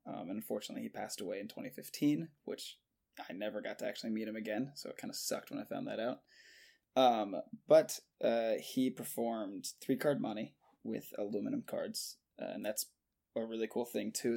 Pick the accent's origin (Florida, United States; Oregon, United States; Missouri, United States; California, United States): Florida, United States; Jacksonville; Born and raised and currently still in Jacksonville, Florida